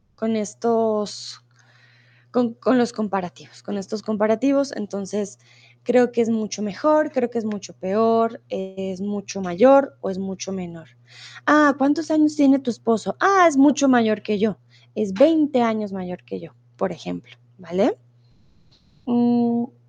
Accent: Bogotá, Colombia; now in Mexico; soy de Colombia, de Bogotá, pero ah, ahora estoy en México

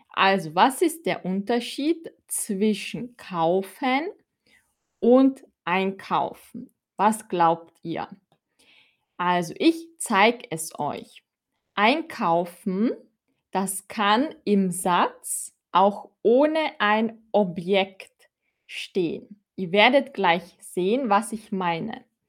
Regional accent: Austria; ich komme aus Österreich

